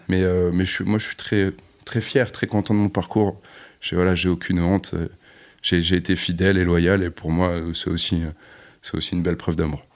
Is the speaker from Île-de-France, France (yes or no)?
no; Bordeaux, Nouvelle-Aquitaine, France; On est de Bordeaux